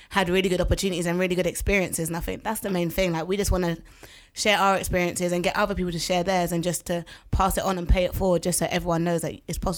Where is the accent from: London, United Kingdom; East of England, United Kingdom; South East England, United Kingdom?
London, United Kingdom; I'm from Tottenham. That's where and I grew then, up, brrr. and even though I don't live there now, I still identify as a someone from Tottenham